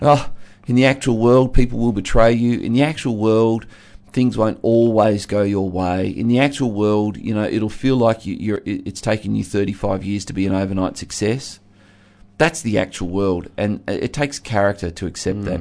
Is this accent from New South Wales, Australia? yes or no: no; Geelong, Victoria, Australia; where I grew up in Geelong